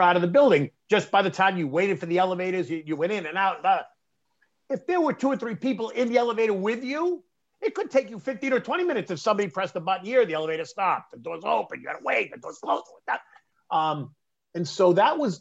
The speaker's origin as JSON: {"language": "English", "town": "Boston", "region": "Massachusetts", "country": "United States", "tie": "born or raised there", "also_born_or_lived": "New York", "moved": "yes", "said": "I was this kid from Boston and now I ended up in New York"}